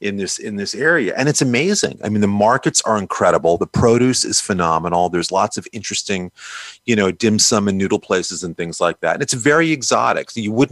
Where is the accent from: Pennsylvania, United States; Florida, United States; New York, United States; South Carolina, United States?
New York, United States; now in Orange County, United States; growing up in New York as I did